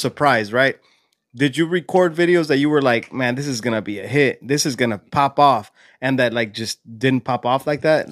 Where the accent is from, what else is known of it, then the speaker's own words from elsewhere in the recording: California, United States; now in Illinois, United States; was born and raised in Cali